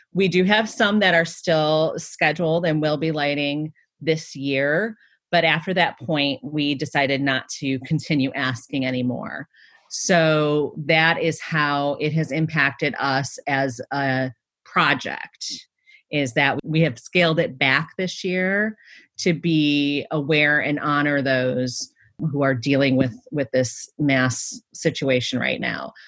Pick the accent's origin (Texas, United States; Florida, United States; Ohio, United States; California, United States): Ohio, United States; Cleveland; my hometown of Cleveland, Ohio